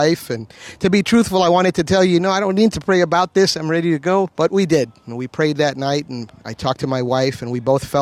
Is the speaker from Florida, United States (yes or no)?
yes; Miami, Florida, United States; I was born in 1970 in the city of Miami, Florida